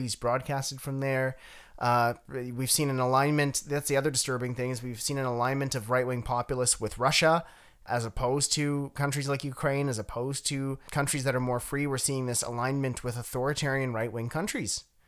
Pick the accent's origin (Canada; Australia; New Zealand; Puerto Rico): Canada; I have a duty as a Canadian